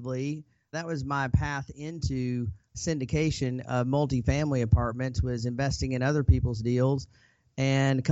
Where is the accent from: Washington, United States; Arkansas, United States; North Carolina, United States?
Arkansas, United States; I grew up in Arkansas to a single mom.